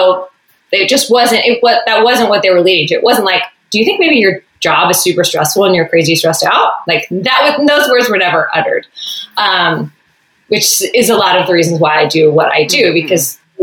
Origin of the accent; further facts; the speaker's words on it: Texas, United States; moved away as an adult; now in California, United States; I grew up in Texas